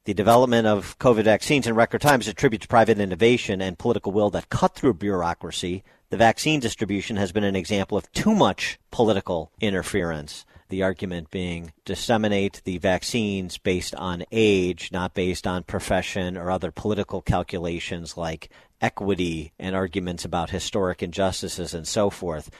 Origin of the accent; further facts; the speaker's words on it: Chicago, Illinois, United States; my hometown of Chicago